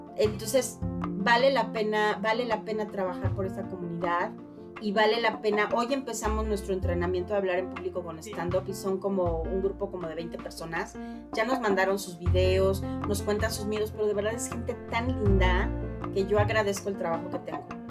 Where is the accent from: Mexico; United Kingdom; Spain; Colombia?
Mexico; así somos los mexicanos